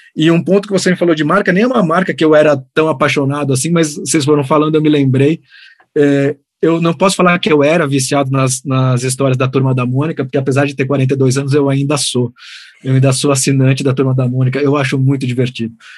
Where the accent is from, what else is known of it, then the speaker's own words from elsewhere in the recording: Santos, São Paulo, Brazil; Eu nasci em Santos, né, na cidade de Santos